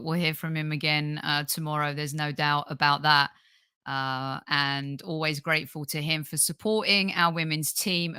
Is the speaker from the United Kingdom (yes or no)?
yes; London, United Kingdom; me being from England, born and bred in London